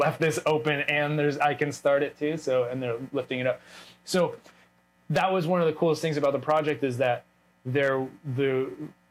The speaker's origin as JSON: {"language": "English", "country": "United States", "moved": "as an adult", "said": "an American who's like moved away from America"}